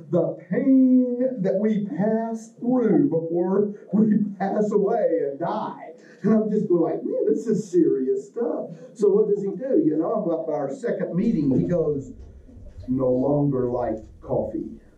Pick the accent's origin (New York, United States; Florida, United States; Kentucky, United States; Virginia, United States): Kentucky, United States; I come from Kentucky, so I think self is a noun all by itself.